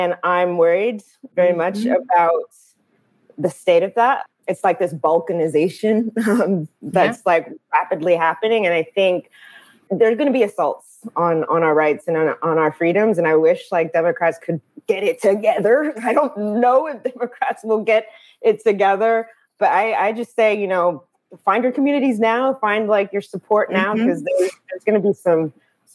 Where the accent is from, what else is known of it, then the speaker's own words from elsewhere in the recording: Texas, United States; even in my home state, living in Texas right now